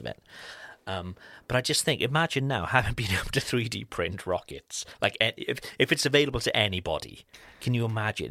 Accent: Cardiff, Wales, United Kingdom; moved away; back in my hometown

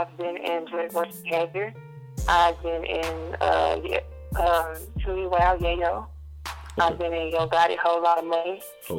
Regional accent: Memphis, Tennessee, United States; I'm from Memphis, Tennessee.

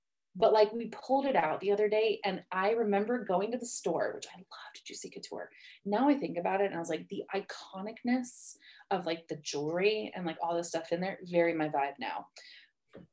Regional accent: Oahu, Hawaii, United States; moved away; I grew up in Hawaii. I am from Oahu originally

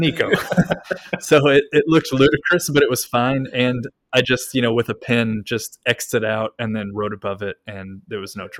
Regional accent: Kentucky, United States; moved away as an adult; now in Japan; I was born in Kentucky.

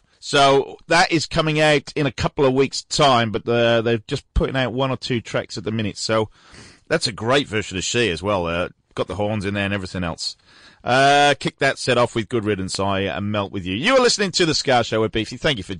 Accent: Newport, Wales, United Kingdom; now in Melbourne, Australia; Newport in South Wales, my hometown

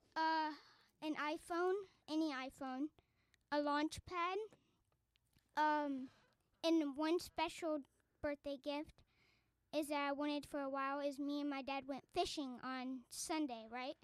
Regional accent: Arlington, Texas, United States; moved away; I'm from Arlington, Texas

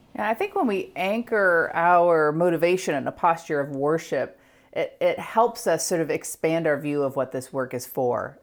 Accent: United States; being an American

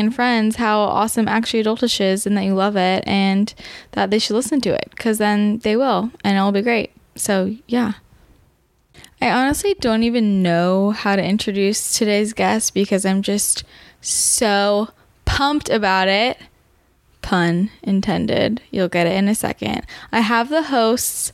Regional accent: Bay Area, California, United States; I'm from the Bay Area too

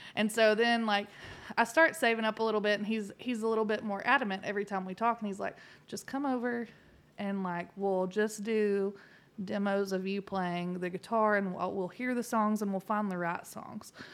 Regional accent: Texas, United States; moved away; I was from Texas

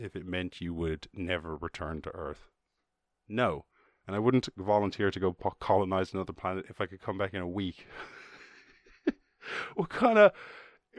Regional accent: Ireland; I grew up in Ireland.

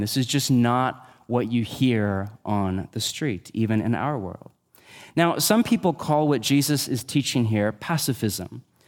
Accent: United States; we're American

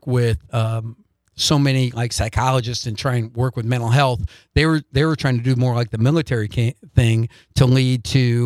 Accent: Doland, South Dakota, United States; moved away; I'm from Dolan, South Dakota

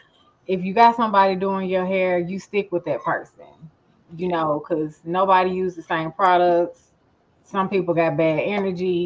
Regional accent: Jackson, Tennessee, United States; now in Smyrna, United States; I'm from Jackson, Tennessee, currently living in Smyrna, Tennessee

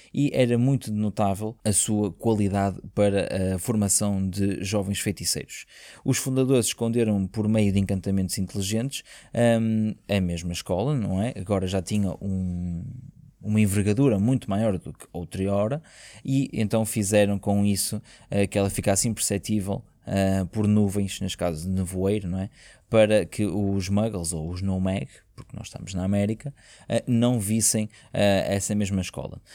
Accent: Portugal; nós que somos portugueses

